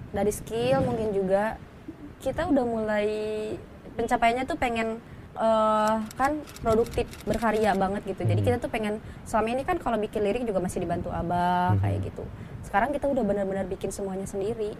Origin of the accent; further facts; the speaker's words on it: Garut, West Java, Indonesia; moved away as an adult; now in Jakarta, Indonesia; kita dari Garut yang pelosok